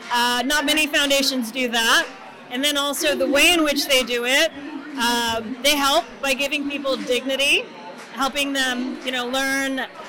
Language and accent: English; Texas, United States; moved away as an adult; also born or lived in New York; I was born in New York, grew up in Texas, but I've been here the last 20 years